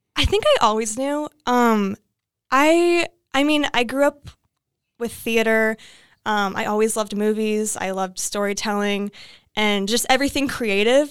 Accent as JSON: {"language": "English", "region": "Iowa", "country": "United States", "tie": "born or raised there", "moved": "as an adult", "lives_now": "Los Angeles, United States", "said": "I grew up in Iowa"}